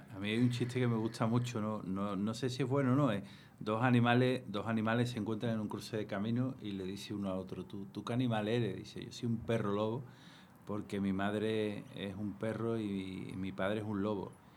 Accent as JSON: {"language": "Spanish", "region": "Andalusia", "country": "Spain", "said": "Soy andaluz"}